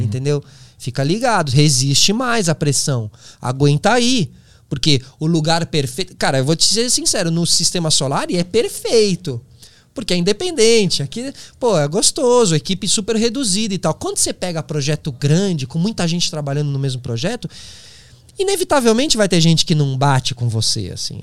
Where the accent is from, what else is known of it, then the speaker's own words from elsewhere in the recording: São Paulo, Brazil; Eu sou de São Paulo